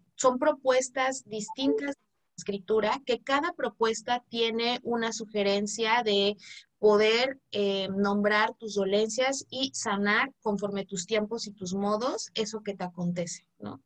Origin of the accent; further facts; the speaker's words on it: Zapotec community, Oaxaca, Mexico; en mi comunidad, en mi, en mi pueblo zapoteca